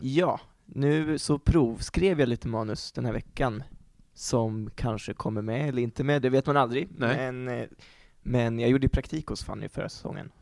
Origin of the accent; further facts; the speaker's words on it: Örebro, Örebro County, Sweden; moved away as an adult; also born or lived in Uppsala; jag kom ju från Örebro, och eh, hade, det var fem år sedan jag flyttade till Uppsala